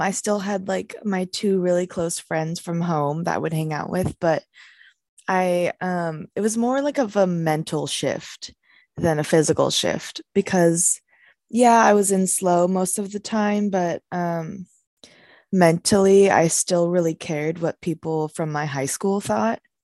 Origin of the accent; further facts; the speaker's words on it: San Luis Obispo, California, United States; growing up here, I really wanted to branch out, you know, I wanted to leave my hometown